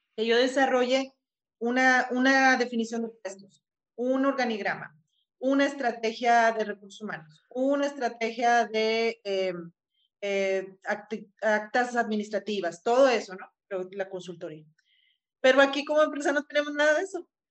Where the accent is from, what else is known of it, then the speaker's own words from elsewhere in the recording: Mexico; lo repetimos como mexicanos